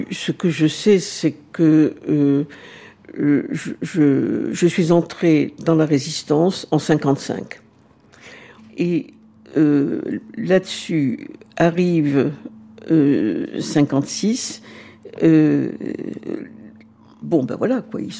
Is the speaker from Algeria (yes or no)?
yes; Algeria; Je suis arrivée très très tôt euh, j'avais 2-3 euh, ans. Donc je suis algérienne.